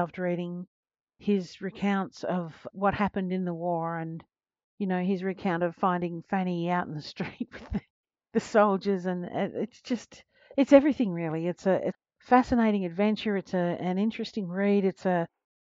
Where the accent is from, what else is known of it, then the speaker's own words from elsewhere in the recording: Australia; As an Australian